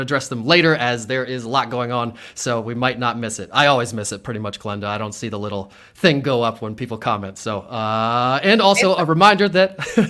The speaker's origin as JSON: {"language": "English", "town": "Harrisburg", "region": "Pennsylvania", "country": "United States", "tie": "born or raised there", "said": "I grew up on the Hill in Harrisburg, went to Mechanicsburg High School"}